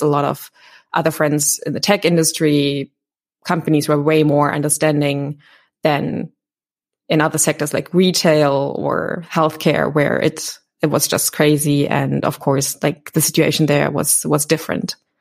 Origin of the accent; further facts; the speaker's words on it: Berlin, Germany; I'm born and raised in Berlin